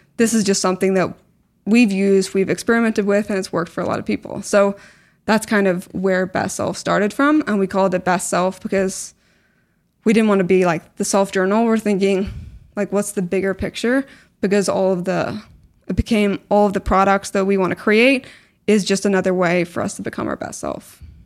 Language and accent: English; Belfast, Northern Ireland, United Kingdom; moved away as an adult; also born or lived in Canada / Newcastle / Scotland / New York; I was born in Canada, grew up in Belfast, went to university in Newcastle and, and then my postgrad in Scotland